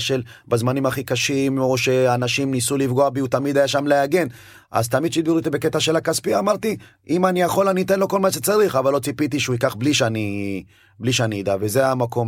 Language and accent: Hebrew; Ashdod, Southern District, Israel; also born or lived in Addis Ababa, Ethiopia / Beersheba, Israel; לארץ עלינו למרכז קליטה בבאר שבע, כן, שם בעצם היינו באולפן. אה, כל העניין של השפה לימודי שפה כל הדברים האלה. לאחר שנתיים חזרנו אה, לגור ב... עברנו לגור באשדוד